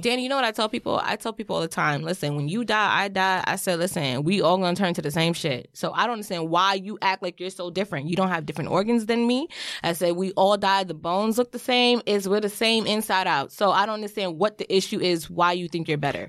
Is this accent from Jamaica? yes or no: yes; Jamaica; In Jamaica, we call things differently